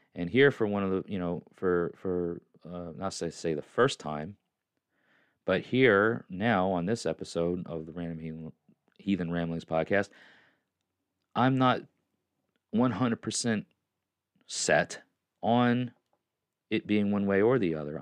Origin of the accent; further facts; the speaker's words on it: New York, United States; moved away as an adult; now in Tennessee, United States; I was born there. I'm a New Yorker.